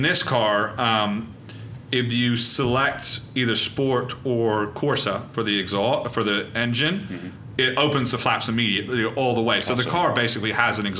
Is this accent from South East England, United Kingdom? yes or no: yes; Reading, South East England, United Kingdom; I was born in Reading